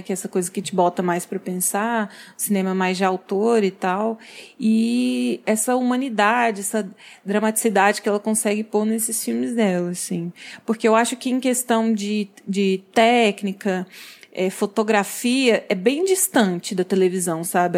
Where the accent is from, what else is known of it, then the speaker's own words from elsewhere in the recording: Goiás, Brazil; eu, que sou goiana